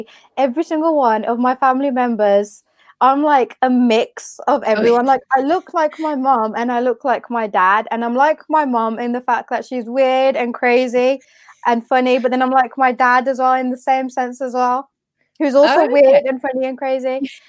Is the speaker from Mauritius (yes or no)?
no; India; I love the culture so much. Put aside the sexism, the misogyny, the boys versus girls, put that all to the side. I love our culture. I love the food. I love the language. I love the weddings.